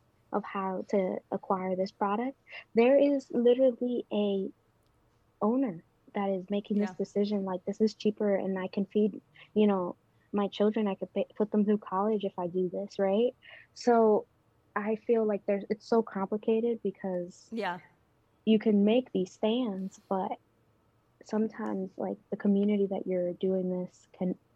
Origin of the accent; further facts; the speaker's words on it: New York City, New York, United States; moved away as an adult; also born or lived in Dominican Republic; now in Washington, D.C., United States; I grew up in the Bronx